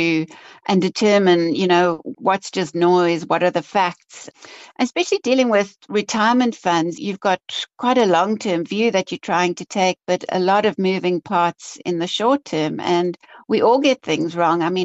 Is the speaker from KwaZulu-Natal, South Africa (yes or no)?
no; Cape Town, Western Cape, South Africa; I'm Cape Town born and bred. I grew up in Cape Town, went to university at UCT